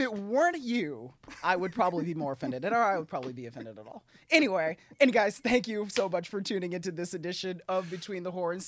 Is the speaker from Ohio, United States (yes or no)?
yes; Cleveland, Ohio, United States; I'm from Cleveland.